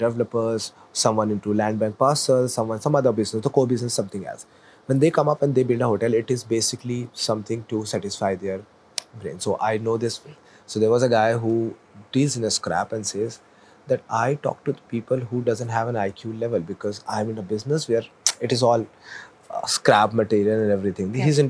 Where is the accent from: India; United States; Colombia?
India; I'm working in a Marriott. My GM is Indian. I am Indian.